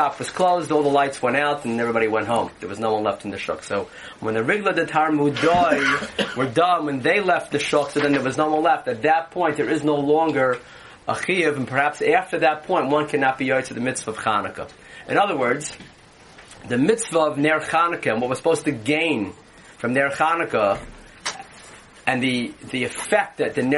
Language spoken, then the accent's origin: English; New York City, New York, United States; moved away; where I grew up in Borough Park and Flatbush